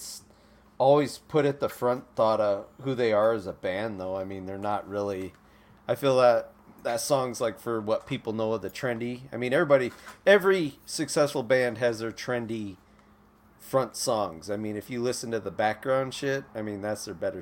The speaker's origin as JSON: {"language": "English", "region": "Midwest", "country": "United States", "tie": "born or raised there", "said": "I grew up in the Midwest"}